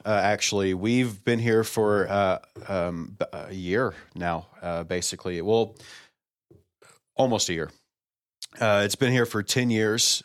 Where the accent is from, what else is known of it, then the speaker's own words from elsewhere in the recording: College Station, Texas, United States; I was born in Bryan College Station, uh, Texas, uh, Houston area